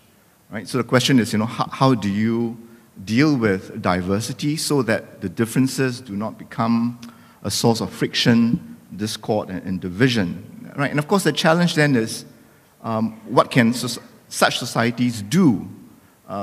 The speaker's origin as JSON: {"language": "English", "country": "Singapore", "said": "being Singaporean doesn't exclude us from being a Muslim"}